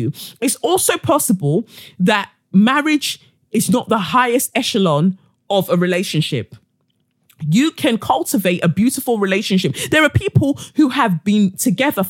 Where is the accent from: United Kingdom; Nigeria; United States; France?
Nigeria; within my culture, being a Nigerian